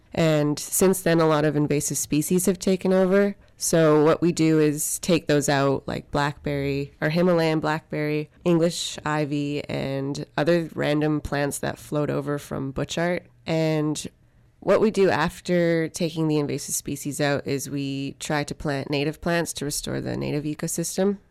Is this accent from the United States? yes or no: no; Canada; I'm from Psych and First Nation in the Hussainwich Territory